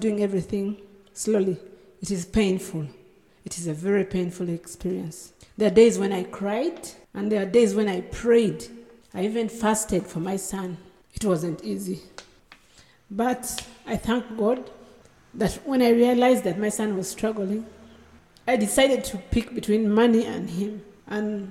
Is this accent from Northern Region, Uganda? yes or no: yes; Gulu, Northern Region, Uganda; I come from Gulu. I live in Gulu.